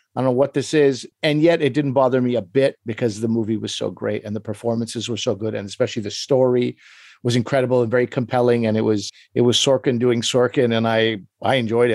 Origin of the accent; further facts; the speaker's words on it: Pakistan; I am Pakistani